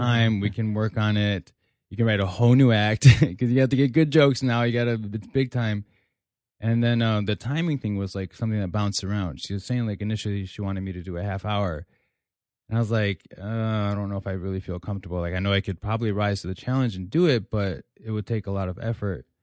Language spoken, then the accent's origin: English; Elgin, Illinois, United States; I'm from Elgin, Illinois